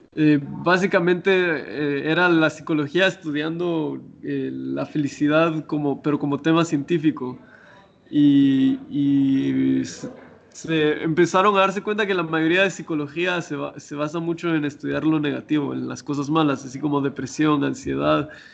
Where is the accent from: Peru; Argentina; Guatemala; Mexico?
Guatemala; moved away as an adult; cuando me fui de Guatemala